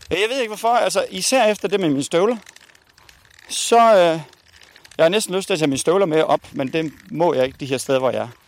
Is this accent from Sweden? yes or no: no; Spain; Danish is a second language; De stjæler ikke for mig, fordi jeg er spanier.